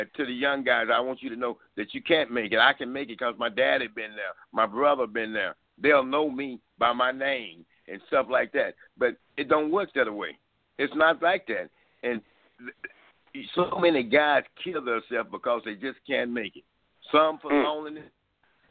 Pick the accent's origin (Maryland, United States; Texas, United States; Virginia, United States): Texas, United States; Dallas; I'm from Dallas